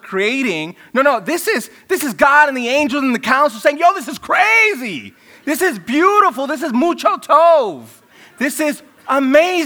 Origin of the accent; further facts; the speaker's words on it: New York City, New York, United States; I grew up in Brooklyn where there were rap battles all the time